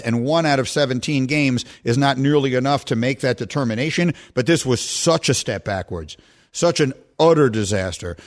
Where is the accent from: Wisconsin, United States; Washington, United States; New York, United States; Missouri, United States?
New York, United States; moved away as an adult; also born or lived in Chicago; I grew up in Lower Manhattan.